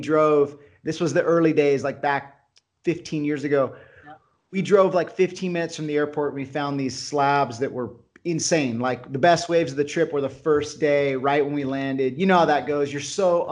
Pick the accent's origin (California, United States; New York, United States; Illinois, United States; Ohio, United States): California, United States; I'm Californian, born and bred.